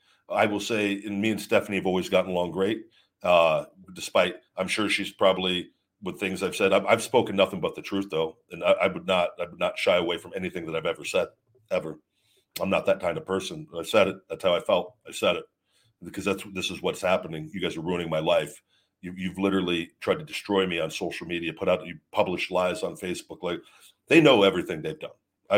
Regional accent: Baltimore, Maryland, United States; I'm from Baltimore, so I believe in rectifying issues and setting people straight.

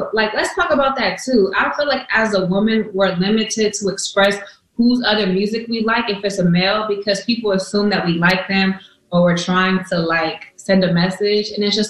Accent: California, United States; and I'm from the Bay, so the H means hyphy.

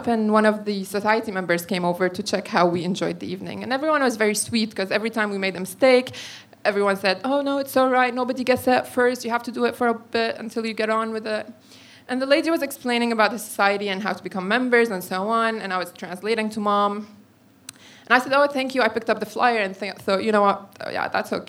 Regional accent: Syria; moved away as an adult; now in London, United Kingdom; As a Syrian who's been living in London for 8 years

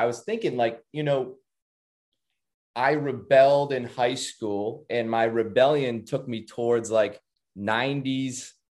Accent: Wrentham, Massachusetts, United States; I grew up, born and raised in Massachusetts, small town, about 45 minutes outside of Boston, Wrentham, Mass.

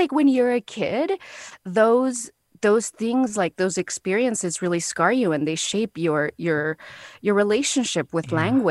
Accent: El Paso, Texas, United States; also born or lived in Ciudad Juarez, Mexico; I grew up on the U.S.-Mexico border in El Paso and Ciudad Juarez. I was born in Ciudad Juarez, and when I was three, my parents moved to the state in El Paso. And so my early life was spent in the States during the week and in Mexico on the weekends.

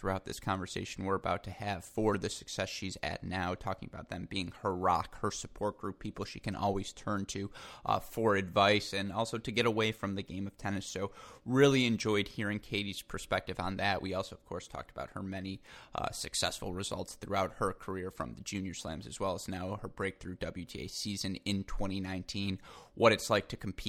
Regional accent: Midwest, United States; As a man of the Midwest

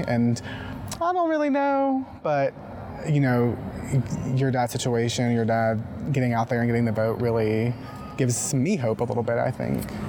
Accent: Mississippi, United States; I'm from Mississippi

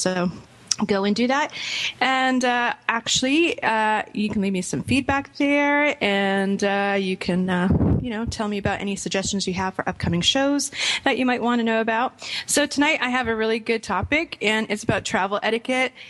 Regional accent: Rhode Island, United States; also born or lived in Boston; now in Orlando, United States; My parents are from Boston, grew up in Rhode Island.

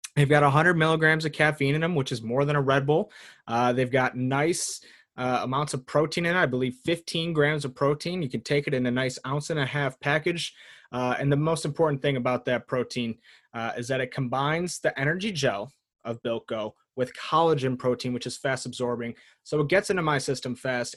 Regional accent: United States; I'm an American

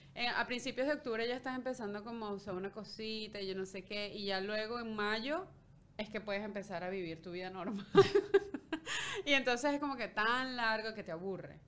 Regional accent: Carrizal, Miranda, Venezuela; moved away as an adult; now in Canada; Sí, en Caracas, en, en Carrizal, que eran los altos mirandinos.

